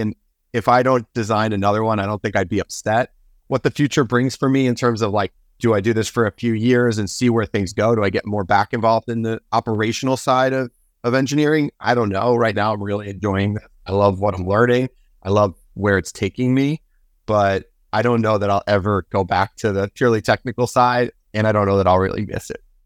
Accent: New Jersey, United States; my home state of New Jersey

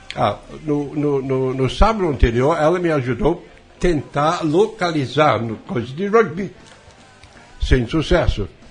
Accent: Wales, United Kingdom; Portuguese is a second language; moved away as an adult; also born or lived in England; now in Brazil; aos três anos de idade eu fui levado para o país de Gales e até eu sair da Grã-Bretanha e vir para o ao Brasil, toda a minha vida foi praticamente no país de Gales. Sou e, galês

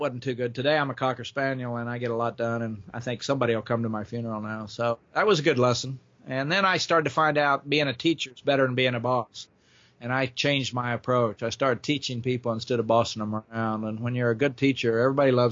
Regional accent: Oklahoma, United States; moved away; also born or lived in Florida; I grew up in Oklahoma in the 40s and 50s

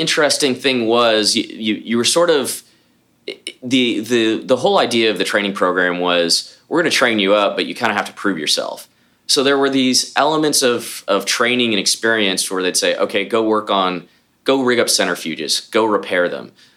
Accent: Houston, Texas, United States; born or raised there; also born or lived in Columbus, Ohio

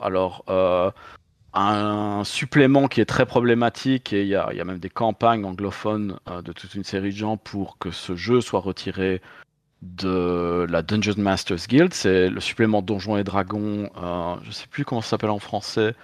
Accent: Belgium; je viens de Belgique

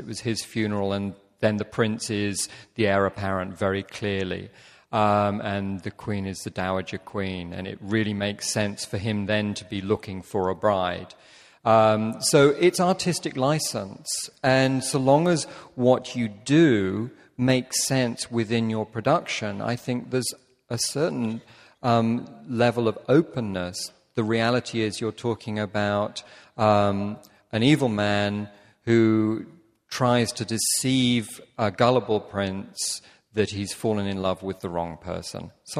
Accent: United Kingdom; as a Brit, that hurts.

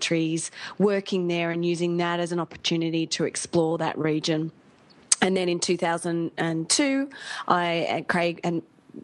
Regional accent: Australia; moved away as an adult; also born or lived in London; We're from Australia

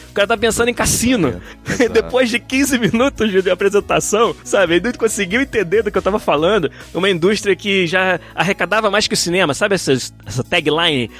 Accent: Brazil; abençoado de nascer onde eu nasci

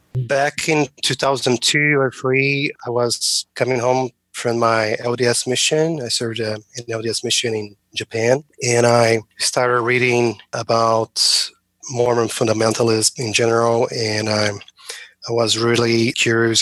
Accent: Brazil; moved away as an adult; now in United States; I'm originally from Brazil

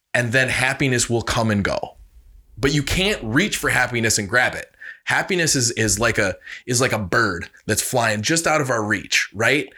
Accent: Reedsburg, Wisconsin, United States; I'm from Reedsburg, Wisconsin. We used to be the butter capital of the world

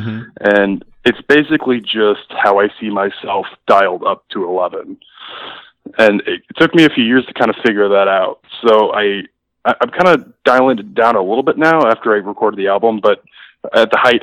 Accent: Eugene, Oregon, United States; I grew up in Eugene.

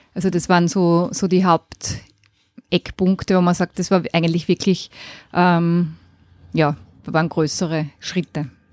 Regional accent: Graz, Styria, Austria; ich bin in Graz geboren und auch dort aufgewachsen

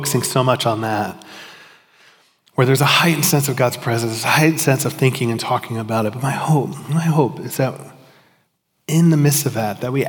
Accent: Miami, Florida, United States; now in Georgia, United States; I grew up in Miami, we didn't have seasons

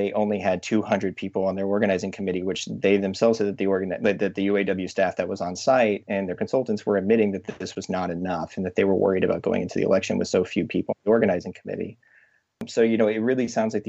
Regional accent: Chattanooga, Tennessee, United States; now in Brooklyn, United States; I'm originally from Chattanooga, Tennessee.

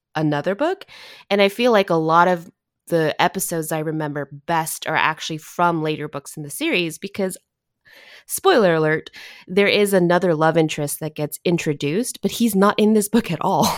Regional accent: Southern California, United States; I grew up in Southern California

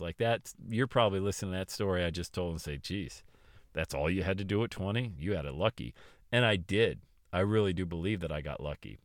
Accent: Buffalo, New York, United States; also born or lived in Florida; made a decision to go back to Buffalo, New York, and the Northeast.

